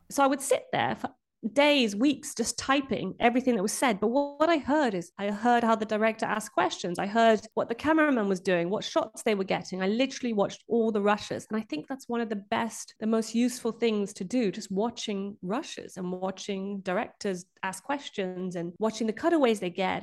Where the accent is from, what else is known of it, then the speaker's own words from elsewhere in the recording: Brazil; moved away; I grew up in Brazil